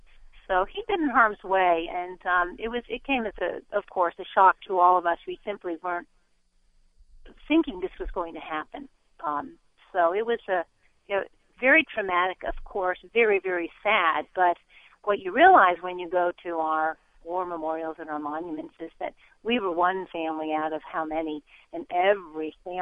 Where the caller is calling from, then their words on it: United States; I am right outside of Washington, D.C.